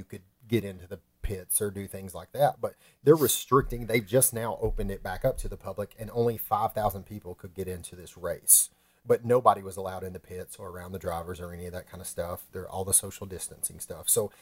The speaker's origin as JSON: {"language": "English", "region": "Alabama", "country": "United States", "tie": "born or raised there", "said": "my home state of Alabama."}